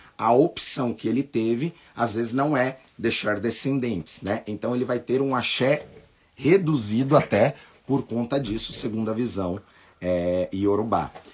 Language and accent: Portuguese; Brazil; nós nascemos no Brasil, nós temos uma outra cultura